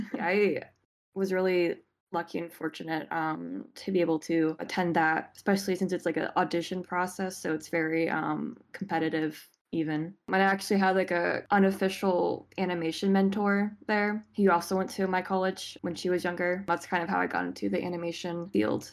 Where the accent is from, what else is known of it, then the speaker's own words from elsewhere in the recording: Richmond, Virginia, United States; I'm from uh, Richmond, Virginia